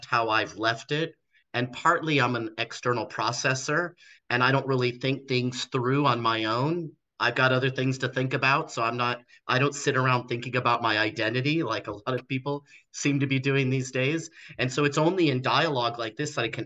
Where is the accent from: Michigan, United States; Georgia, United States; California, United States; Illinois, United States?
California, United States; Los Angeles; also born or lived in Torrance, California / Mesa, Arizona; I was born and raised in Los Angeles, California